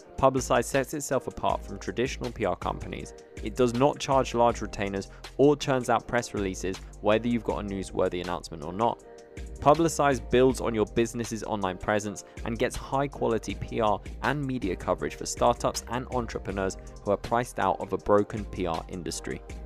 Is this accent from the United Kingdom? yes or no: yes; United Kingdom; being British myself